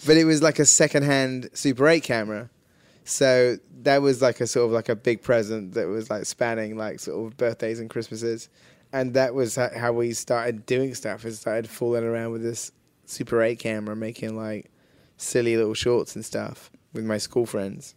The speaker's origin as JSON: {"language": "English", "town": "Wells", "region": "South West England", "country": "United Kingdom", "tie": "born or raised there", "said": "where Hot Fuzz is shot is my hometown"}